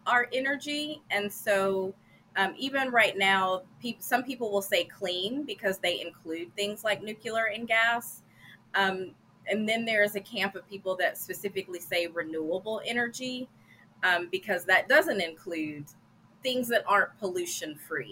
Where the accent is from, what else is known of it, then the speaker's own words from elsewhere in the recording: Gallatin, Tennessee, United States; I am from Gallatin, Tennessee